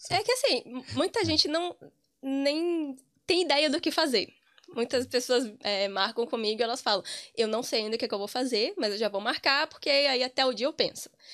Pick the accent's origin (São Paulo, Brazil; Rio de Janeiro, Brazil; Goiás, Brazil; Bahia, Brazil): Bahia, Brazil; Amargosa; moved away as an adult; also born or lived in Cachoeira, Bahia / Santo Antônio de Jesus, Bahia; now in Ireland; eu sou de uma cidade muito pequena do interior da Bahia, chamada Amargosa